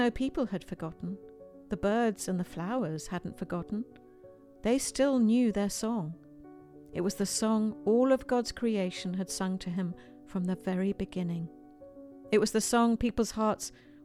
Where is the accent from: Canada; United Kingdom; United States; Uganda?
United Kingdom; accent: British; my British accent